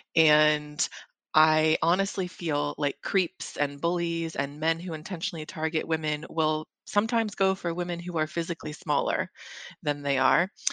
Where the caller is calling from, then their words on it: London, United Kingdom; moved away; I am calling you from London, England